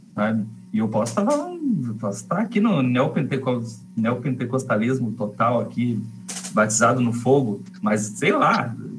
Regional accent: Rio Grande, Rio Grande do Sul, Brazil; Eu e o Dani, a gente se criou junto lá em Rio Grande

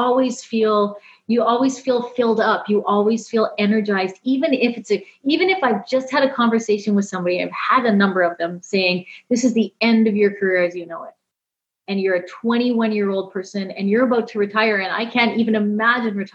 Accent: Canada; I'm Canadian.

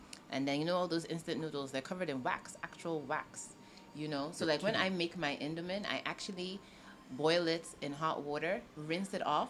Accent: United States; moved away as an adult; also born or lived in United Kingdom; now in Abuja, Nigeria; I grew up in the States, in the U.S. I was there for about, 18 years.

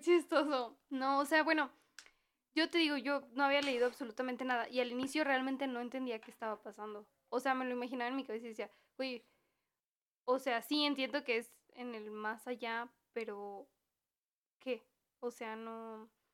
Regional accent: Mexico; sí soy bien mexicana

